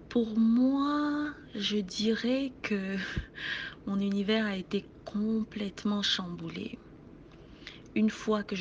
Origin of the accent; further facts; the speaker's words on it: Cameroon; now in Montreal, Canada; je suis camerounaise et je vis à Montréal.